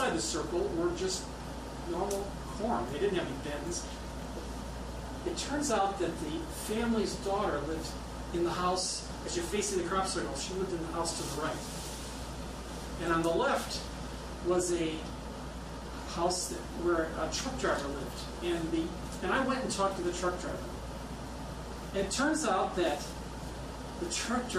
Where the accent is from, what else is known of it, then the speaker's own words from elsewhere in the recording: Midwest, United States; I'm from the Midwest